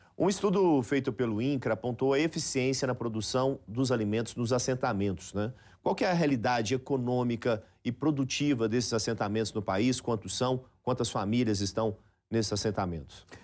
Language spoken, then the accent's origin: Portuguese; Goiás, Brazil; eu que sou goiano